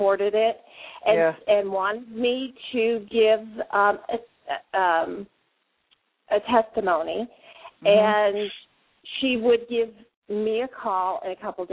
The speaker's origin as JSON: {"language": "English", "region": "Arizona", "country": "United States", "said": "so it was beautiful here in Arizona. I'm from Arizona."}